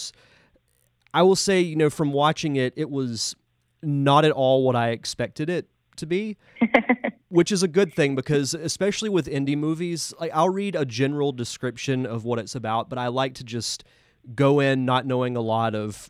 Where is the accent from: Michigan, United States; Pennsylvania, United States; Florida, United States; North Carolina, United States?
Florida, United States; Pensacola; I'm from Pensacola